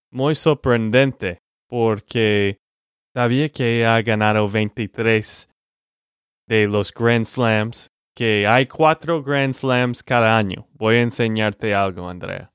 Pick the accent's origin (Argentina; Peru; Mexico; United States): United States; Texas; de Texas, Estados Unidos.